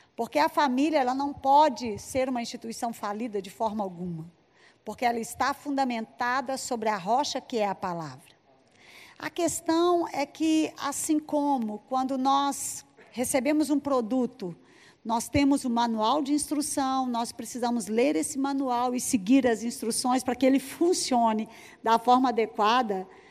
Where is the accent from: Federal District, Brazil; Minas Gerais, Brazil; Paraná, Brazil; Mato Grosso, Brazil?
Minas Gerais, Brazil; Belo Horizonte; Eu sou de Belo Horizonte, Minas Gerais